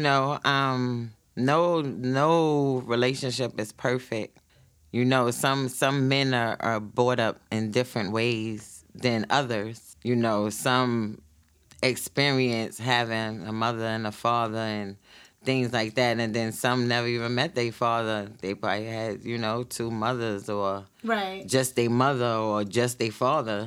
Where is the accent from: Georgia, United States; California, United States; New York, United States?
New York, United States; New York City; We grew up together from the same projects in Brownsville projects.